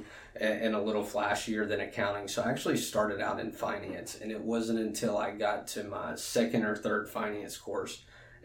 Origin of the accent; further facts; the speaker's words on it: Alexandria, Louisiana, United States; moved away as an adult; also born or lived in Baton Rouge; I'm from Alexandria. Went to Menard High School, which is a private Catholic school in Alexandria. Graduated in 2006 and moved down to Baton Rouge to go to LSU and never went home.